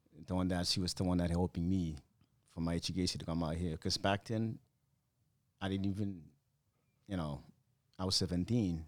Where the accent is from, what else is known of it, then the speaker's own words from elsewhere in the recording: Chuuk, Micronesia; moved away; When I was a kid on that small island, it was called Fairview Islands at that time